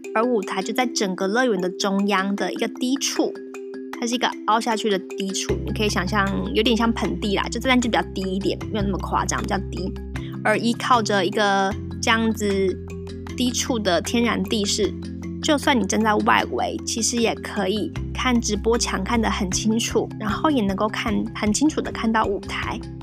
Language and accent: Chinese; Taiwan; 而身为中国人、台湾人